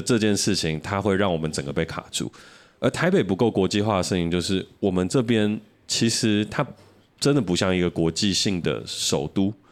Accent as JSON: {"language": "Chinese", "country": "Taiwan", "said": "我们是台湾人"}